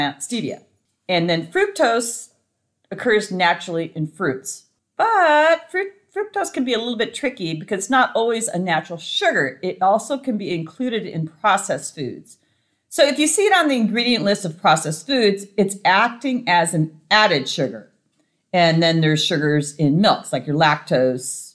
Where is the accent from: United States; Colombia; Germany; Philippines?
United States; Montana; I grew up in Montana